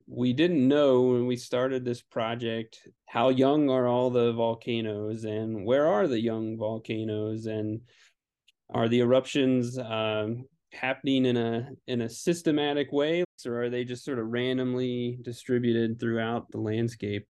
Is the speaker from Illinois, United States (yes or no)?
no; Kentucky, United States; moved away; my home state of Kentucky